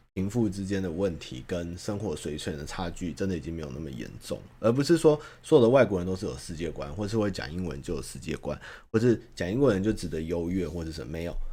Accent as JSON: {"language": "Chinese", "country": "Taiwan", "said": "可能因为我是台湾人吧"}